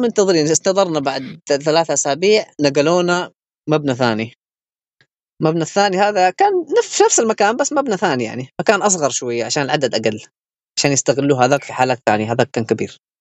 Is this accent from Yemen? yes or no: yes; Yemen; moved away as an adult; also born or lived in Wuhan, China; احنا كطلاب يمنيين يعني في الصين